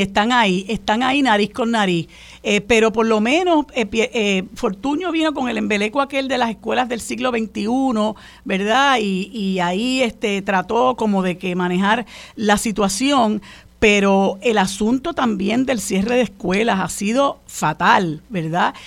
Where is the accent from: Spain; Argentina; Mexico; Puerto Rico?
Puerto Rico; los puertorriqueños